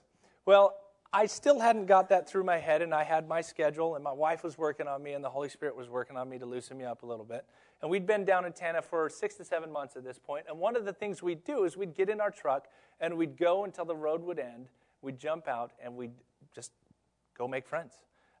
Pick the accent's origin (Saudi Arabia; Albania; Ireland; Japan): Japan; Tokyo; now in United States; I grew up in Tokyo, Japan, where literally, if you're late, the train is late more than 10 seconds, they get fined.